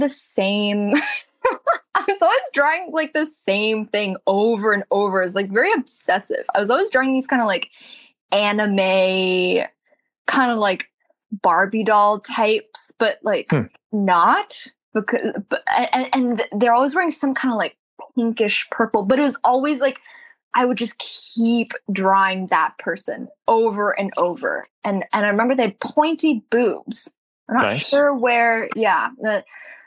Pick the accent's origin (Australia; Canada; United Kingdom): Canada; Toronto, Ontario; moved away as an adult; also born or lived in Beijing, China; now in Los Angeles, United States; But I moved to Toronto with my family when I was pretty young, so that's like. I feel like it's home for me, but I live in LA right now